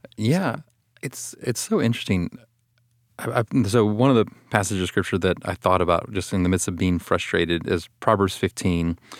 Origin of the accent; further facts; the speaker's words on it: Austin, Texas, United States; I'm from Austin, Texas